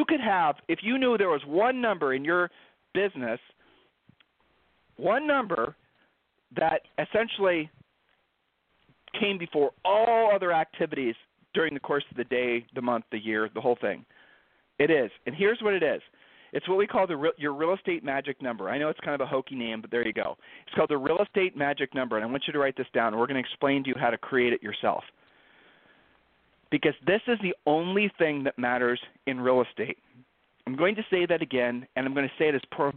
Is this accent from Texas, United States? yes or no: no; Ohio, United States; we're from Ohio